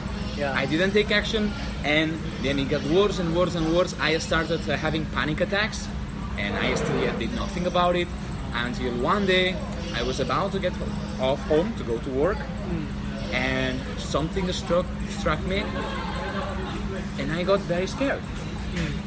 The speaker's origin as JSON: {"language": "English", "town": "Barcelona", "region": "Catalonia", "country": "Spain", "said": "I'm from Barcelona"}